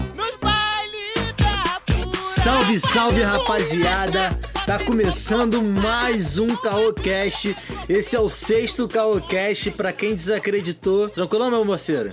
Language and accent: Portuguese; São Gonçalo, Rio de Janeiro, Brazil; also born or lived in Morro do Pinto, Rio de Janeiro; now in Rio de Janeiro, Brazil; Eu sou de São Gonçalo